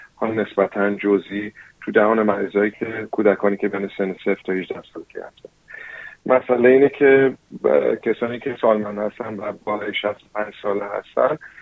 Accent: New Zealand; Persian is a second language; now in Australia; من چون فارسیم اولین لنگویجم نبوده یعنی من تو نیوزیلند به دنیا آمدم و بزرگ شدم

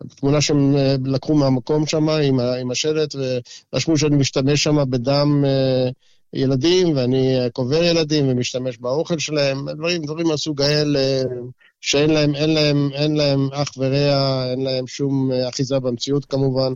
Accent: Israel; now in Brisbane, Australia

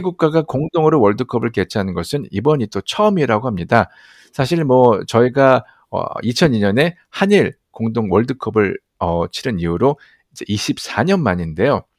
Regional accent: South Korea; 또 한국 사람으로서도 아시안으로서

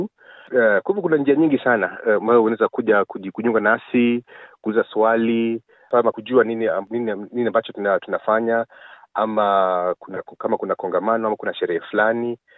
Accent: Kenya; now in Victoria, Australia; sisi ni Wakenya

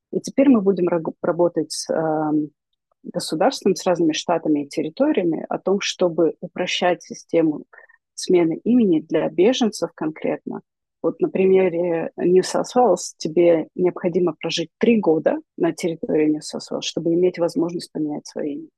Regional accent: Ukraine; мы из Украины

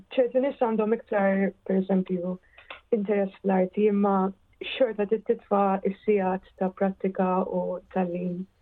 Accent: Malta; moved away as an adult; now in London, United Kingdom; kelli bżon nitlaq minn Malta

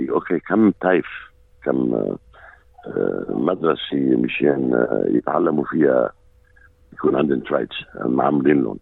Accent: Lebanon; now in Australia; مثل ما قلت انا لبناني وممكن يكون من ديانه غير الديانه آه، غير الديانه العامه هون باستراليا مرحب فيني ومحترم

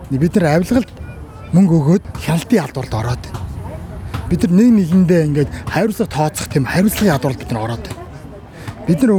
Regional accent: Mongolia; moved away as an adult; now in Australia; би Монгол улсын иргэн.

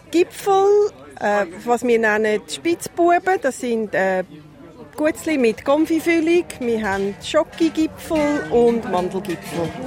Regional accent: Rüti, Zurich, Switzerland; moved away as an adult; now in Australia; Ich komme ursprünglich aus Rüti im Kanton Zürich und ich bin seit meiner Familie, meinem Mann und mit meiner Tochter vor ungefähr 22 Jahren auf Australien gekommen.

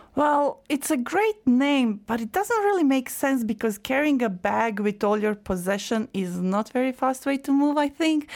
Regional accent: Croatia; now in Australia; my birth country

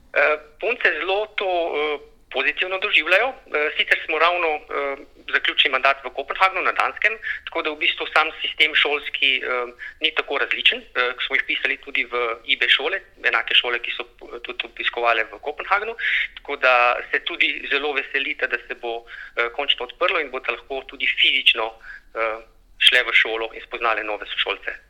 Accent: Brežice, Lower Sava, Slovenia; moved away as an adult; also born or lived in Ljubljana; now in Canberra, Australia; Prihajam iz Brežic, tam sem preživel bolj kot ne celotno svoje otroštvo.

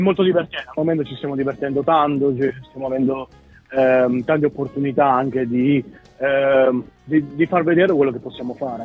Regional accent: Abruzzo, Italy; moved away as an adult; now in Melbourne, Australia; io vengo dall'Abruzzo dove è molto verde

